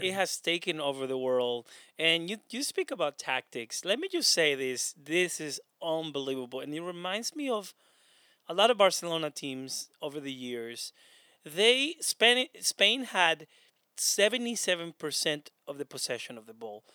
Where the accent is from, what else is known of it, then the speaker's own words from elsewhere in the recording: Honduras; now in United States; I'm not Spanish, by the way, I'm from Honduras